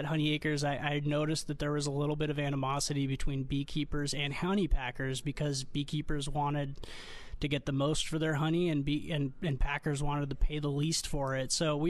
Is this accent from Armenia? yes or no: yes; Armenia; now in United States; I immigrated here from Armenia, actually, where my family was five generations of beekeepers. And when we came to America, to the West Coast